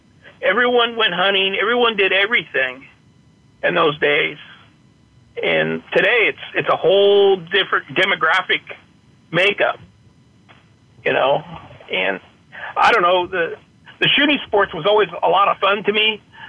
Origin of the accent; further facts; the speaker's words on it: Petaluma, California, United States; In Petaluma, California.